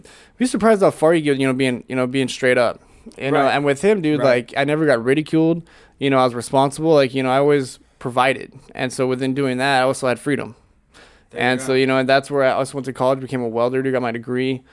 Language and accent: English; Arkansas, United States; now in California, United States; And I'm from Arkansas. I grew up there, you know, for 10 years. So I grew up in a conservative neighborhood